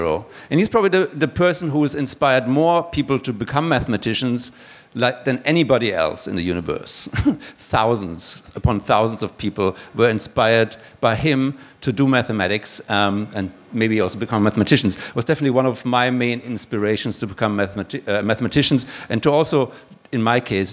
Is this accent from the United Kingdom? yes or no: no; Germany; now in Australia; you can probably tell from my accent that I'm not originally from here. I'm actually from Koch country